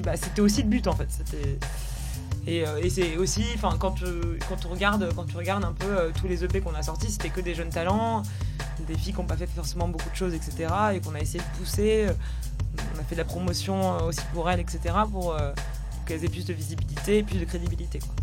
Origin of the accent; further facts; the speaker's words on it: Paris, Île-de-France, France; nous on est à Paris parce que parce que parce qu'on est parisien parce qu'on a notre famille ici aussi